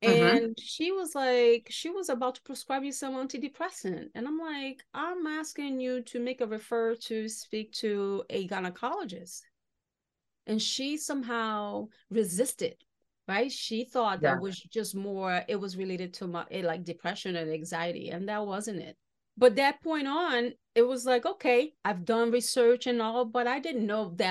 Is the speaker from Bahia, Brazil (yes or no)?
yes; Salvador, Bahia, Brazil; now in United States; my hometown, Salvador Bahia in Brazil